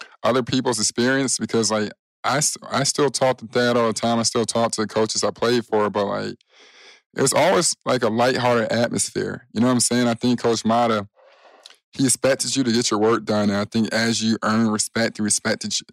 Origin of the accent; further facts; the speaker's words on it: Chicago, Illinois, United States; I'm from Chicago